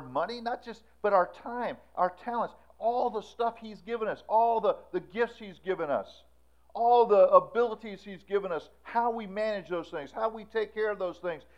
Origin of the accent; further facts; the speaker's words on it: Florida, United States; We grew up in Florida.